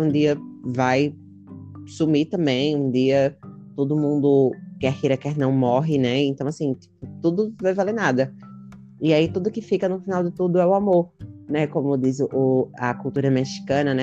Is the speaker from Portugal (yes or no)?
no; Brazil; a gente é do Brasil